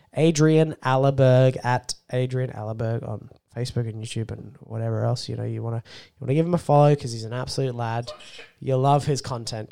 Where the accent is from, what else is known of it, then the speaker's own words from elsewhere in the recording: Australia; I'm an Australian.